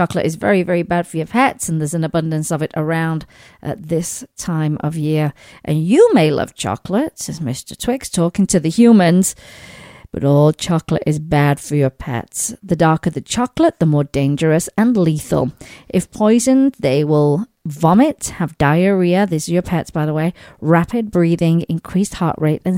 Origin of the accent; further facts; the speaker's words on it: Sheffield, Yorkshire and the Humber, United Kingdom; moved away; back in my hometown in England, in Sheffield